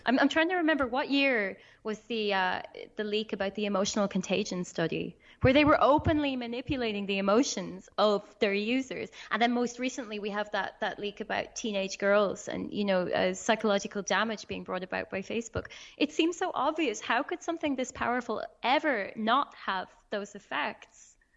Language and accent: English; Ireland; I'm from Ireland.